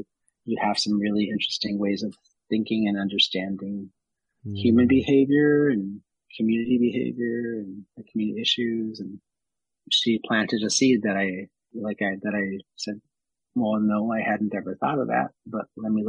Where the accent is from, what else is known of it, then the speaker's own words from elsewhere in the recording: Minneapolis, Minnesota, United States; also born or lived in Los Angeles, California; So I'm Oneida and Ojibwe. I was born and raised in South Minneapolis. Most of my life, I spent a little bit of time between the Twin Cities and the reservations that my families were from